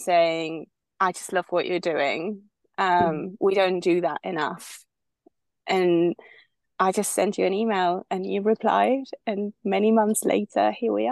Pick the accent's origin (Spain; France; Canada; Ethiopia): Spain; moved away as an adult; also born or lived in United Kingdom; I'm originally from Spain. I was born and raised here until I was in my 20s when I moved to the UK